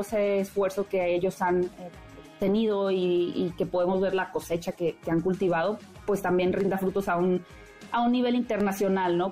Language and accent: Spanish; Mexico; como mexicanos